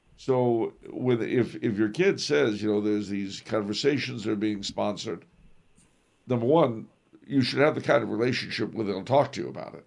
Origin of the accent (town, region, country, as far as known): United States